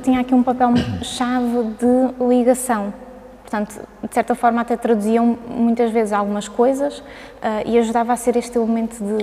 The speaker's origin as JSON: {"language": "Portuguese", "region": "Azores", "country": "Portugal", "tie": "born or raised there", "also_born_or_lived": "Braga", "moved": "as an adult", "said": "eu, eu cresci, eh, nasci e cresci nos Açores"}